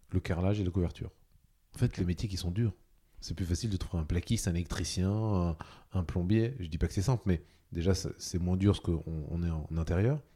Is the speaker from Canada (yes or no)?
no; Normandy, France; je suis un Normand, j'habite à Lançon